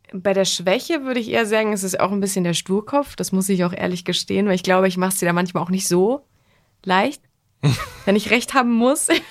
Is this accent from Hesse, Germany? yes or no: yes; Wetzlar, Hesse, Germany; moved away; ich komme ursprünglich aus Wetzlar, aber meine Familie wohnt äh, auf Mallorca